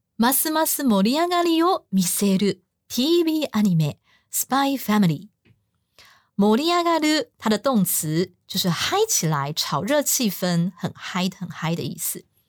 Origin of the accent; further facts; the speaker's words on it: Taiwan; 我们台湾人超讨厌饶舌的